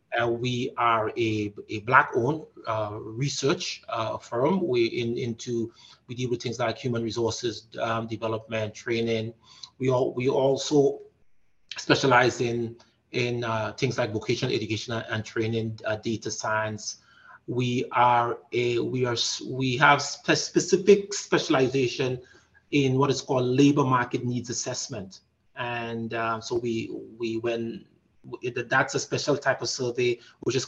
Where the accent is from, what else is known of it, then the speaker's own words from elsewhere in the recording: Grenada; now in Canada; I am originally from the Caribbean. I'm a revolutionary, known from the country of Grenada.